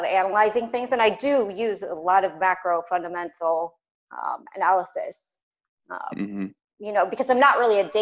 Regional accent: St. Louis, Missouri, United States; moved away as an adult; also born or lived in Los Angeles, California / Chicago, Illinois; I'm from the Midwest. So I'm from Missouri

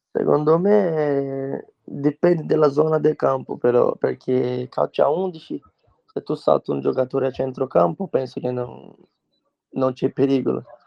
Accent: Brazil; Italian is a second language; moved away as an adult; now in Italy

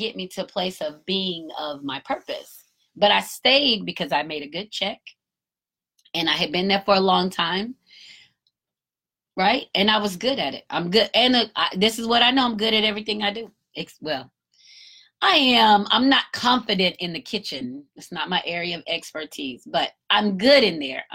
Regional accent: United States; I'm American too

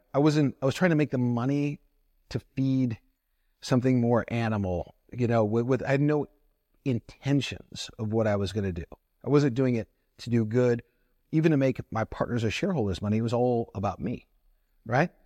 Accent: Toledo, Ohio, United States; growing up in Toledo, Ohio

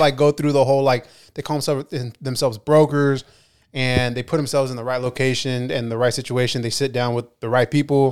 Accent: Ventura, California, United States; I'm from Ventura

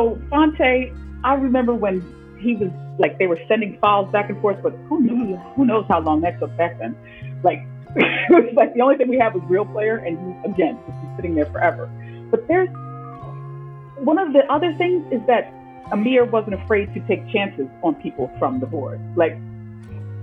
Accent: Philadelphia, Pennsylvania, United States; growing up in Philly

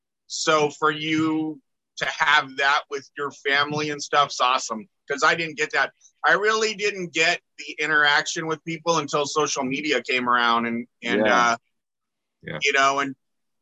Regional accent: Northern California, United States; I'm from Northern California, born and raised

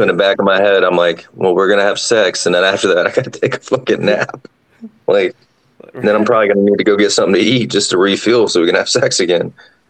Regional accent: Georgia, United States; also born or lived in Washington / Connecticut; I mean, I was born in Washington, then I was raised in Georgia, and then I went to high school in Connecticut.

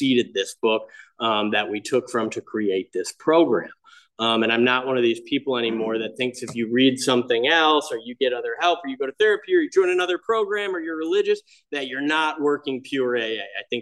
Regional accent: Michigan, United States; I grew up in Michigan in like a small Catholic boating community.

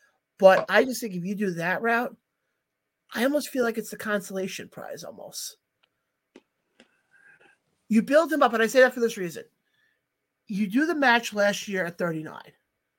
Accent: Long Island, New York, United States; Mike, we're both from Long Island.

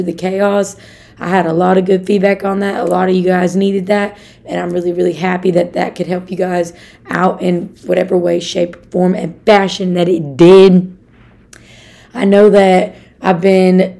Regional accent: Arkansas, United States; I'm from Arkansas.

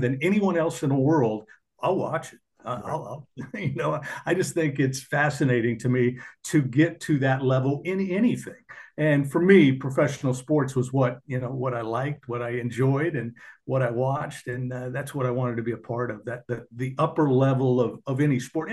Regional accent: Portland, Oregon, United States; I grew up in Portland, Oregon

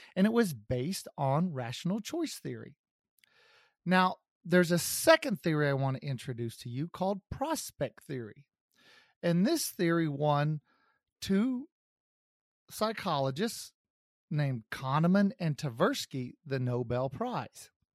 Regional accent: Kansas City, United States; my hometown of Kansas City

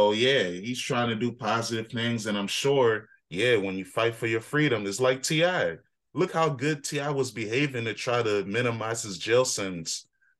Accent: United States; But I'm an African, so I don't really care about snow like that. Even though I was born and raised in America and I've been used to snow

